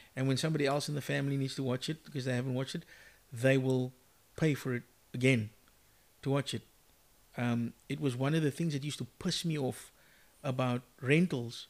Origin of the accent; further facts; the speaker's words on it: Cape Town, Western Cape, South Africa; growing up in Mitchell's Plain